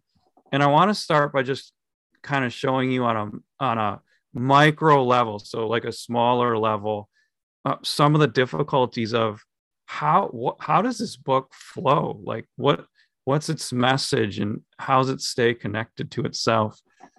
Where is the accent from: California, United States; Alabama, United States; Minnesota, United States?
Minnesota, United States; We're from Minnesota.